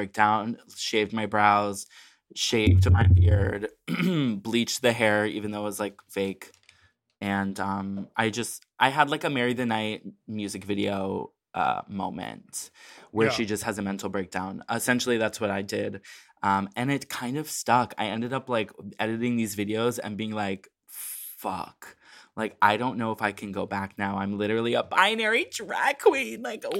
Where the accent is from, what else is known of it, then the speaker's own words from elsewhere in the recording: Chicago, Illinois, United States; from Chicago